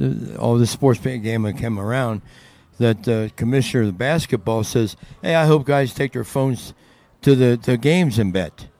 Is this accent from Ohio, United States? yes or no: yes; Cincinnati, Ohio, United States; I'm from Cincinnati.